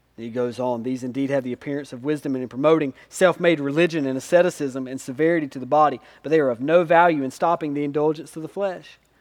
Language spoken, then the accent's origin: English; Spivey's Corner, North Carolina, United States; I grew up in Spivey's Corner.